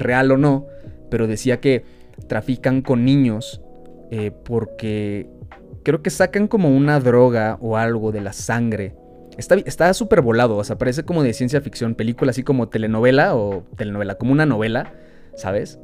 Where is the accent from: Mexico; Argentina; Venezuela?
Mexico; nosotros también como mexicanos